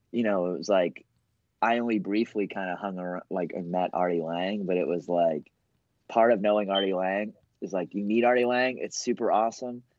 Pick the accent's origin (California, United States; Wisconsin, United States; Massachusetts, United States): Massachusetts, United States; Boston; also born or lived in New York; I'm from Boston too.